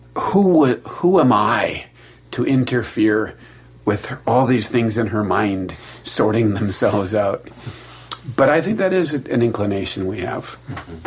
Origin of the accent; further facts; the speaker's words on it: Milwaukee, Wisconsin, United States; I grew up next to a farm in Milwaukee